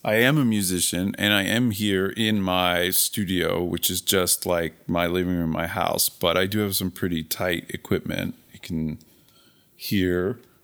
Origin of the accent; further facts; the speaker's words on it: Philadelphia, Pennsylvania, United States; I'm from Philadelphia